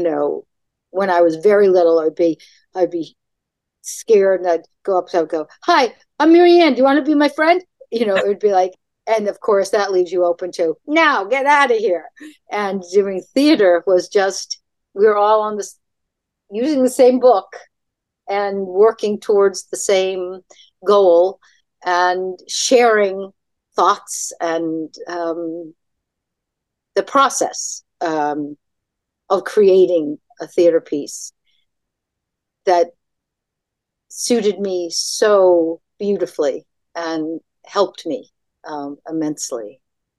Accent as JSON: {"language": "English", "town": "Tewksbury", "region": "Massachusetts", "country": "United States", "said": "I'm from Tewkesbury, Lowell, which is just north of Boston"}